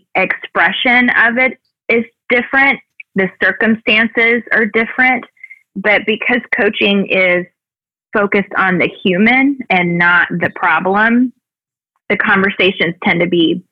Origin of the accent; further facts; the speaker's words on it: Mobile, Alabama, United States; moved away; also born or lived in Evansville, Indiana / Louisville, Kentucky; In my hometown in Mobile